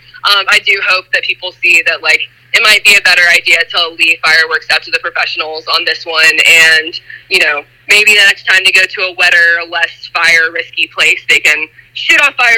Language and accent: English; Alabama, United States; moved away; I grew up in Alabama, and, it's not nearly as dry there